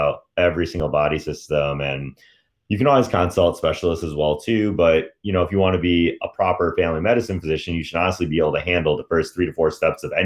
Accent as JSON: {"language": "English", "region": "Michigan", "country": "United States", "said": "I'm from Michigan"}